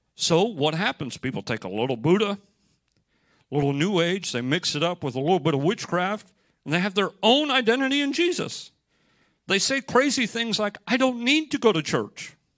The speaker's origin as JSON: {"language": "English", "country": "United States", "said": "I'm from America"}